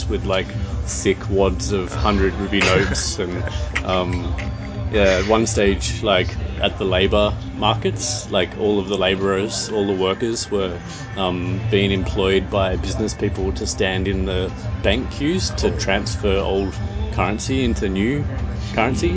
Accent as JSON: {"language": "English", "town": "Byron Bay", "region": "New South Wales", "country": "Australia", "moved": "as an adult", "lives_now": "Varanasi, India", "said": "I'm from Byron Bay."}